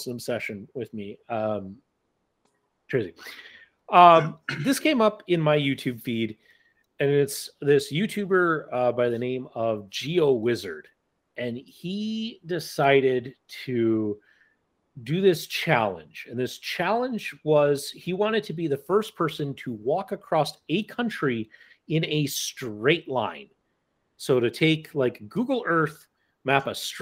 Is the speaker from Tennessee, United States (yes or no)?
no; Black Hills, South Dakota, United States; as a kid, I grew up in the Black Hills.